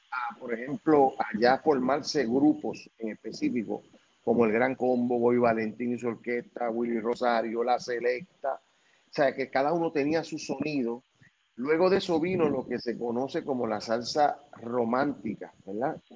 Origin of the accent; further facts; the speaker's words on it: Puerto Rico; al ser de Puerto Rico